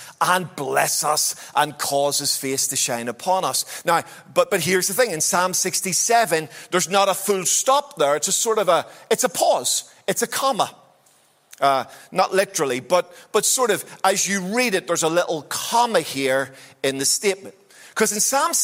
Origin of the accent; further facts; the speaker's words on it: Belfast, Northern Ireland, United Kingdom; wee boy growing up in Belfast